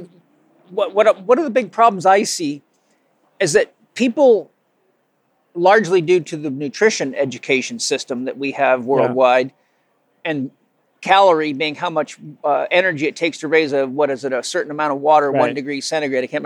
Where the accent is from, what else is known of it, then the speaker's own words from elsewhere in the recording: Vancouver Island, British Columbia, Canada; I grew up on Vancouver Island